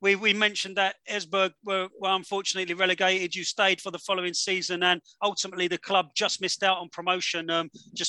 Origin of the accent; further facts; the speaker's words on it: England, United Kingdom; four English blokes